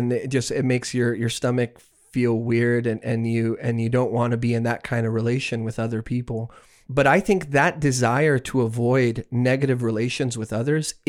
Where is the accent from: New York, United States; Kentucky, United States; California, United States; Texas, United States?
Texas, United States; now in Canada; as someone who lives in Canada, it crushes me. Because I'm from Texas